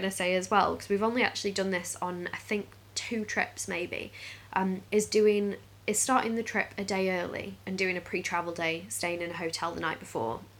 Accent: Stoke-on-Trent, West Midlands, United Kingdom; which we're from Stoke

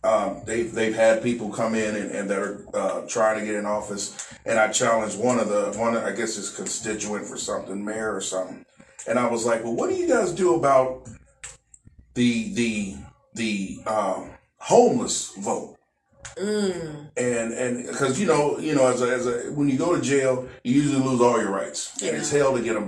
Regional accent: Kansas City, Missouri, United States; now in Texas, United States; Kansas City, Missouri

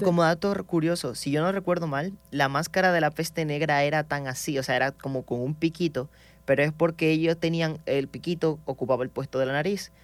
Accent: Maracaibo, Zulia, Venezuela; soy proveniente de Venezuela. Entonces, de donde vengo exactamente es del estado Zulia, la ciudad Maracaibo.

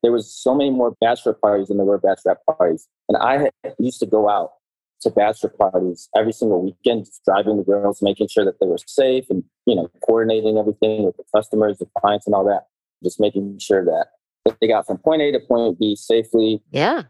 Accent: Detroit, Michigan, United States; I grew up in Detroit, Michigan

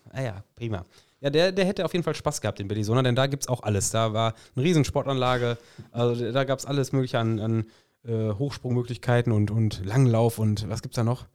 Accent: North Rhine-Westphalia, Germany; hier in Westfalen

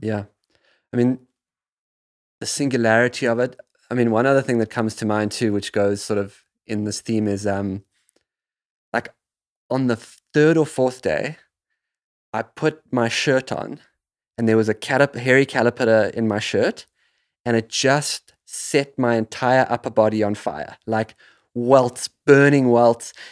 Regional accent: South Africa; the land that I grew up in South Africa

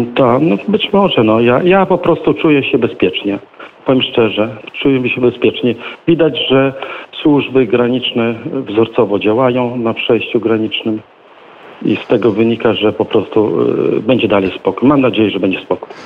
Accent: Kuźnica, Podlaskie Voivodeship, Poland; u nas w Kuźnicy

